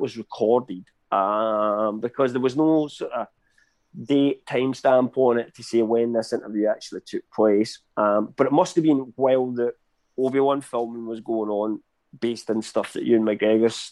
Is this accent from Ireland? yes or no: no; United Kingdom; I'm British